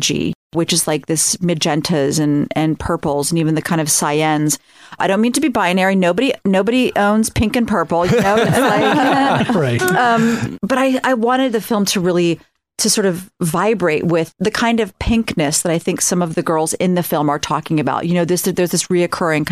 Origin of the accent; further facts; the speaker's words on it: Ohio, United States; I'm from Ohio.